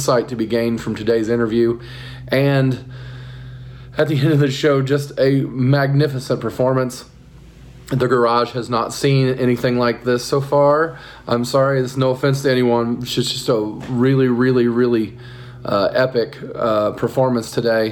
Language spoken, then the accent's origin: English; Muncie, Indiana, United States; I grew up in Muncie also